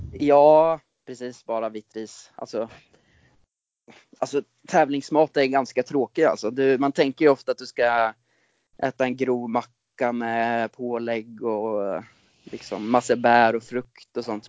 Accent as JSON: {"language": "Swedish", "town": "Ljungsbro", "region": "Östergötland", "country": "Sweden", "tie": "born or raised there", "also_born_or_lived": "Norway", "said": "jag är upp, uppvuxen i eh, Ljungsbro strax utanför Linköping och det är där jag är just nu också"}